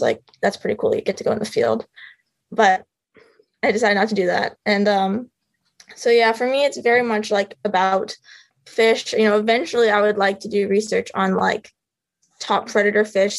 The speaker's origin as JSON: {"language": "English", "town": "Phoenix", "region": "Arizona", "country": "United States", "tie": "born or raised there", "also_born_or_lived": "Rhode Island", "moved": "as an adult", "said": "I grew up in Phoenix, Arizona, which as you know has no water really"}